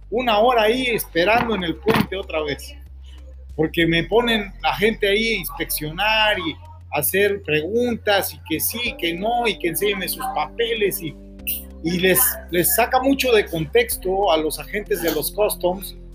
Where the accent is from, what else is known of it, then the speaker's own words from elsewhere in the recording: Stamford, Connecticut, United States; born there; si yo nací en Stanford, Connecticut, ¿por qué no traigo pasaporte americano?